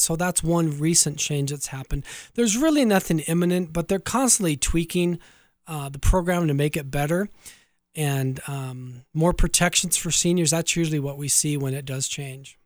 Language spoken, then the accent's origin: English; Orange County, Southern California, United States; born or raised there